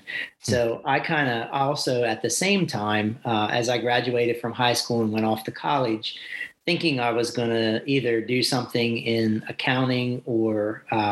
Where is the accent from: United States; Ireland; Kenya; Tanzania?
United States; Talbot County, Maryland; also born or lived in Salisbury, Maryland; I grew up in Talbot County, Maryland, on a large family farm